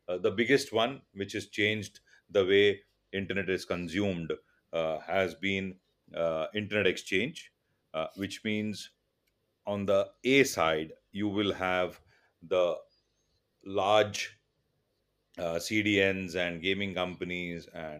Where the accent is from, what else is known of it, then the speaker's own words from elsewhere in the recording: Karnataka, India; first language Tulu; English is a second language; So my mother tongue is Tulu and Kannada. So those are the six.